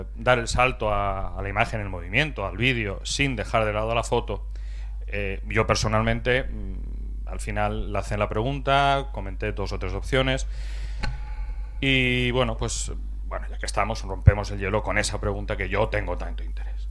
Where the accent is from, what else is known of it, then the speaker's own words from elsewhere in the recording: Novelda, Valencian Community, Spain; Soy de Novelda